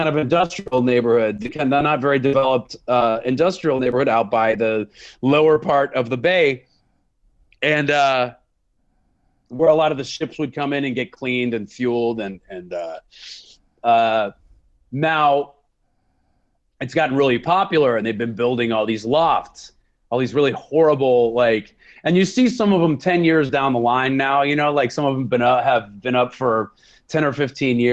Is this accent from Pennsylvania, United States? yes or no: yes; Pittsburgh, Pennsylvania, United States; now in San Francisco, United States; growing up in Pittsburgh